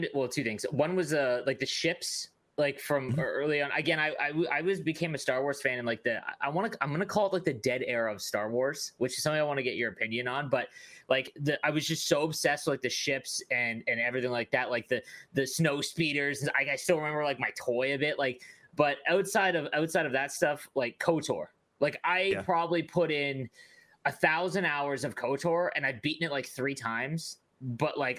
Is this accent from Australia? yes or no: no; Canada; as a Canadian